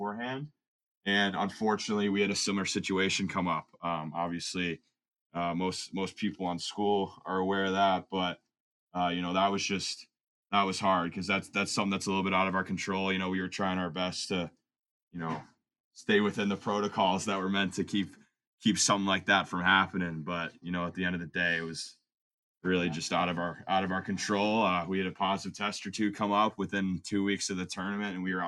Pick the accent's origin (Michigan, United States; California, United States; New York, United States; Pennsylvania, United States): Michigan, United States; Grand Rapids; now in Culver, United States; I'm from Grand Rapids, Michigan